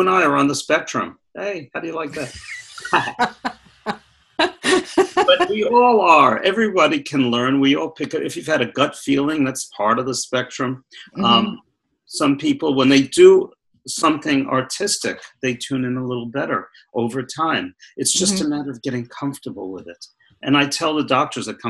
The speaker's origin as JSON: {"language": "English", "town": "Brooklyn", "region": "New York", "country": "United States", "moved": "yes", "said": "I'm from Brooklyn originally"}